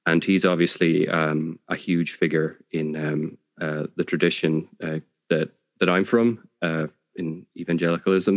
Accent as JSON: {"language": "English", "country": "Ireland", "said": "as Irish people"}